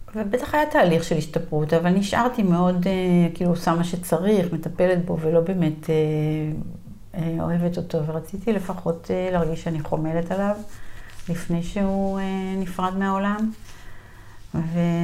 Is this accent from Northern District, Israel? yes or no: yes; Gvat, Northern District, Israel; moved away as an adult; אני בת קיבוץ גבת בעמק ישראל